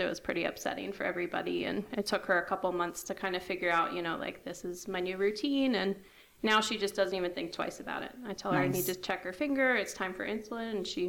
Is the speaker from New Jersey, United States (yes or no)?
no; Towson, Maryland, United States; moved away as an adult; now in West Virginia, United States; I'm from Baltimore, Towson area. Okay. We moved here 2 years ago, and I'm loving it. I love the small town life.